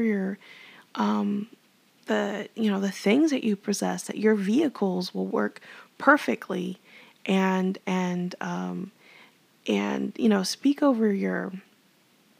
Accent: Texas, United States

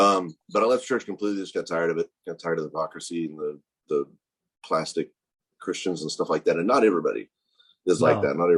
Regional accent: Fort Worth, Texas, United States; also born or lived in Wylie, Texas; I'm like an 11th generation Texan. So we've been here forever.

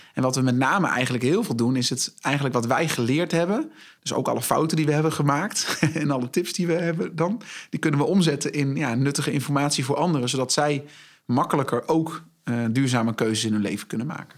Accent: Zwartsluis, Overijssel, Netherlands; moved away as an adult; now in Zwolle, Netherlands; ik ben geboren en getogen in Zwartsluis

